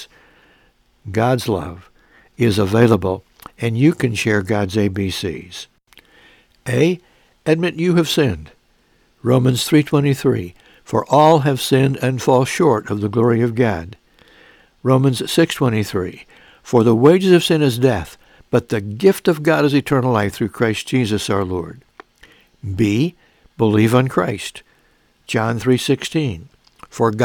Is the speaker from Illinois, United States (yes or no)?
yes; Mount Carmel, Illinois, United States; moved away; my home church in my hometown, Mount Carmel, Illinois